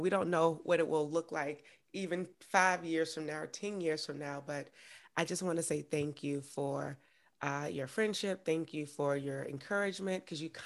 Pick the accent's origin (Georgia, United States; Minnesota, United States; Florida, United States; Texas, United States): Georgia, United States; Augusta; I'm from Augusta, Georgia.